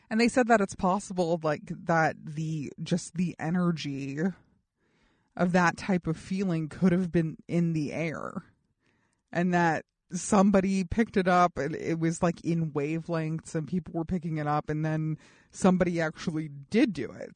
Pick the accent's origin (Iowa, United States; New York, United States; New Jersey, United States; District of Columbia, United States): New York, United States; New York City; I was born in New York City